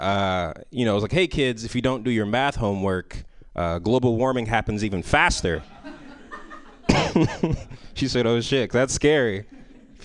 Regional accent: San Francisco, California, United States; I'm from San Francisco

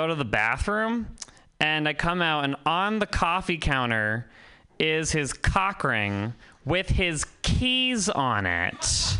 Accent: Vermont, United States; I've never seen one of those in real life before because I'm from Vermont.

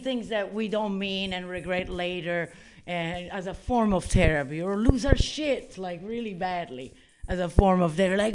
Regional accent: Italy; moved away; I'm originally from Italy

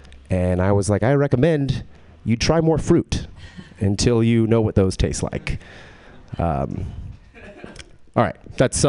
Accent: Texas, United States; I am from Texas, but I don't have a Texas accent.

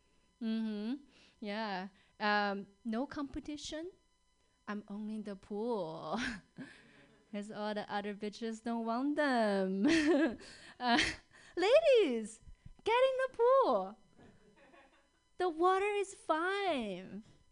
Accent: China; English is a second language; now in Seattle, United States; Because I grew up in China.

